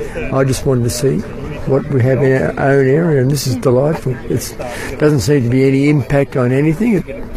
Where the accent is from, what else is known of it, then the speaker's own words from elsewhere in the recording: Colac, Victoria, Australia; I come from Colac.